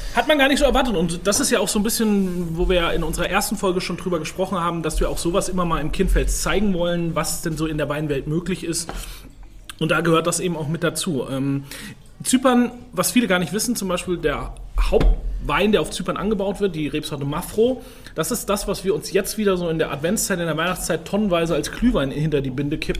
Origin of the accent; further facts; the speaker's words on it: Rhön, Franconia, Bavaria, Germany; Ich komme aus Franken, aus einer Weinbauregion